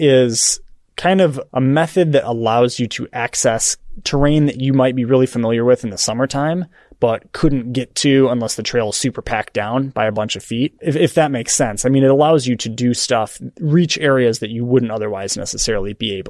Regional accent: Michigan, United States; moved away; So I grew up in Michigan and in a very snowy little town.

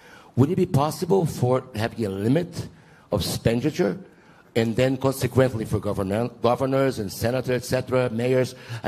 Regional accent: Brazil; English is a second language; now in United States; I'm an American for 32 years, but I am originally from Brazil.

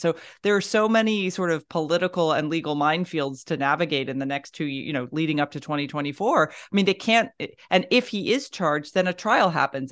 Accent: Florida, United States; I grew up in Florida

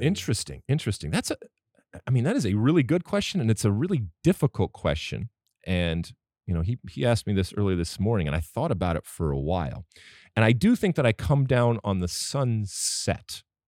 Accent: United States; I'm American

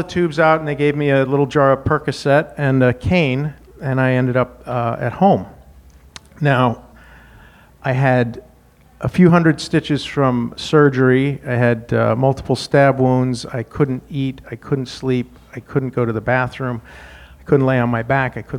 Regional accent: Wyoming, United States; moved away as an adult; Now, I grew up in Wyoming, learned how to fight.

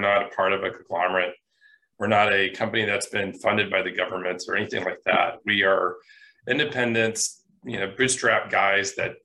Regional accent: Michigan, United States; I grew up in Michigan, it's a wonderful state, and I wouldn't trade it for anything.

